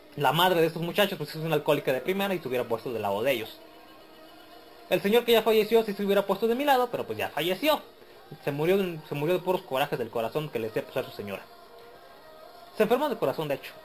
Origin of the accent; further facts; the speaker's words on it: Mexico; soy mexicano.